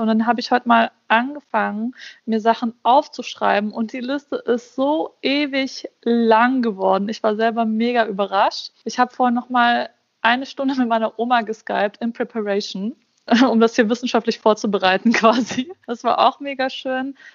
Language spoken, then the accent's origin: German; Bosnia & Herzegovina; ich bin Bosniakin. Also ich komme aus Bosnien